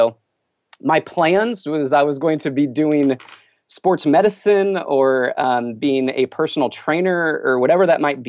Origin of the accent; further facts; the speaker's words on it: Texas, United States; born there; also born or lived in Missouri / Indiana / California; I kind of grew up all over the U.S. I was born in Texas, and then I lived in Missouri, Indiana, California, kind of all over.